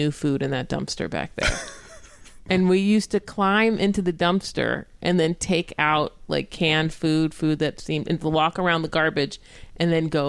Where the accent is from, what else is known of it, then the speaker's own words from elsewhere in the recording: Orange County, California, United States; also born or lived in Los Angeles; my friends and I grew up in Orange County